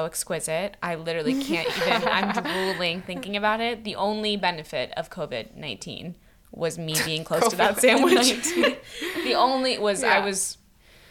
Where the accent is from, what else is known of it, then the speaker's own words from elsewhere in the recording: San Francisco, California, United States; I'm from San Francisco